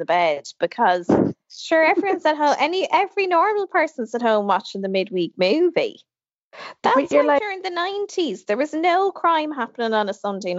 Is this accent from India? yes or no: no; Ireland; we're a country of extremes.